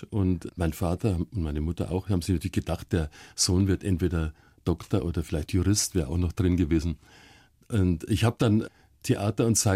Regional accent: Munich, Bavaria, Germany; München, ja, ja, ja.

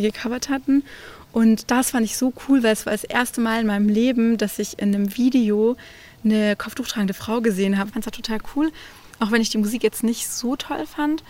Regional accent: Baden-Württemberg, Germany; Ich komme ja aus Baden-Württemberg

